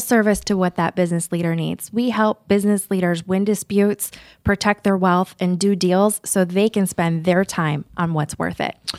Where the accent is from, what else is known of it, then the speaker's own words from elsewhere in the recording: Omaha, Nebraska, United States; also born or lived in Lincoln, Nebraska; originally from Omaha, I went to college at the University of Nebraska in Lincoln